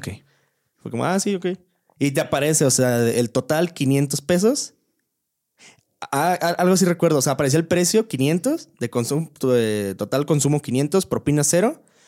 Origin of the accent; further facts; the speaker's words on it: Querétaro, Mexico; soy de aquí